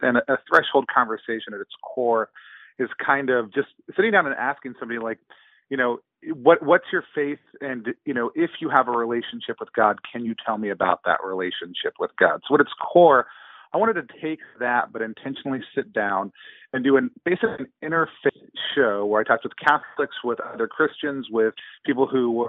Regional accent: near Dallas, Texas, United States; now in Seattle, United States; I live up in Seattle, Washington with my family, but I'm from the great state of Texas. I grew up near Dallas

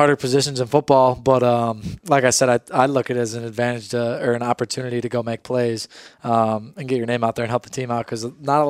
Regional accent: Barrington Hills, Illinois, United States; moved away as an adult; I flew back to Illinois, where I'm from.

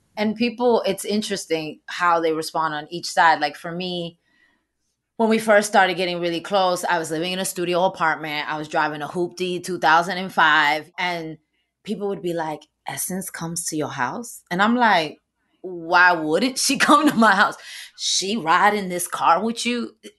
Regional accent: New York City, New York, United States; I'm from the Bronx

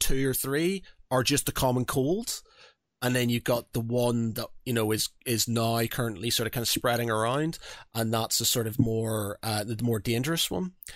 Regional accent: Northern Ireland, United Kingdom; moved away; I come from Northern Ireland. Religion was, is a big thing over there

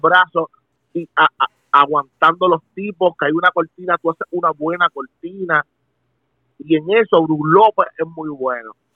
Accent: Puerto Rico; como puertorriqueño

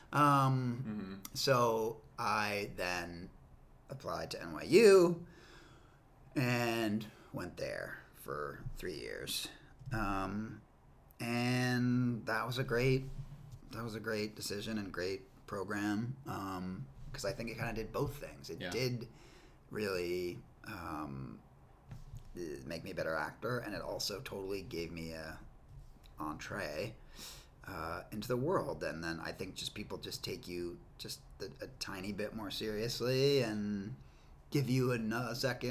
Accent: New York, United States; I grew up in New York

